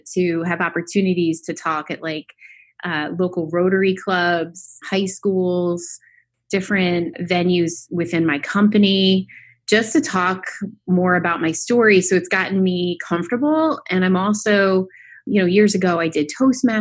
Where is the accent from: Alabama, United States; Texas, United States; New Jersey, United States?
New Jersey, United States; Westfield; I grew up in Westfield, New Jersey.